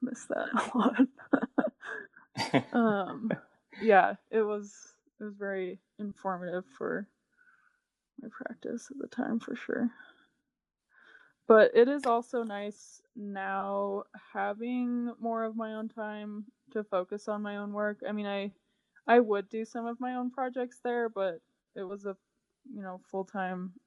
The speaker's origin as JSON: {"language": "English", "region": "Utah", "country": "United States", "tie": "born or raised there", "said": "I grew up in Utah"}